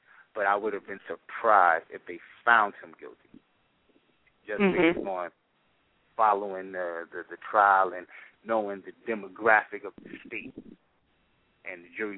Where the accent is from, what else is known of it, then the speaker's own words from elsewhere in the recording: New York City, New York, United States; I was born in Brooklyn